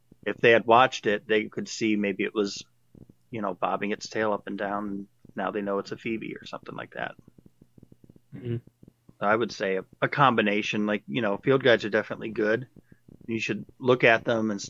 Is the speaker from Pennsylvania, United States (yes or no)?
no; Ohio, United States; also born or lived in New York City; I grew up out here in Ohio, and I was always, like, kind of in nature growing up as a kid